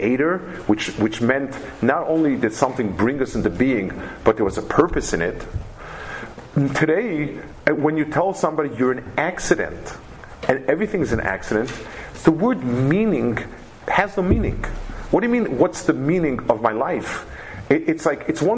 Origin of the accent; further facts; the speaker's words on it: New York City, New York, United States; I grew up in Lower East Side